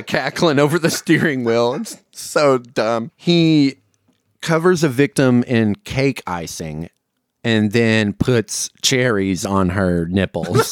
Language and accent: English; the South, United States; as a Southerner